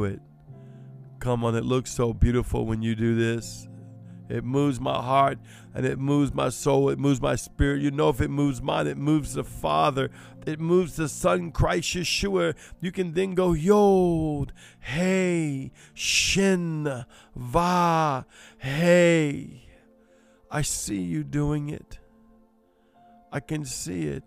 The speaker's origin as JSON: {"language": "English", "town": "New Orleans", "region": "Louisiana", "country": "United States", "said": "I'm Cajun. I'm Creole. I'm from New Orleans"}